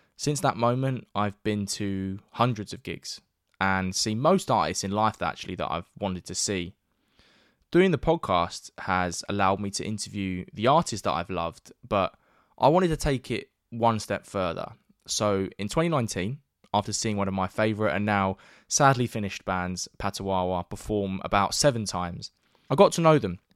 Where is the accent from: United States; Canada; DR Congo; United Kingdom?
United Kingdom; London; my hometown of North East London